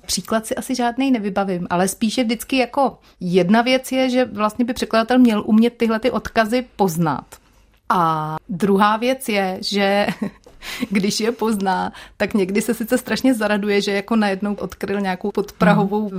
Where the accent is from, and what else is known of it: Czechia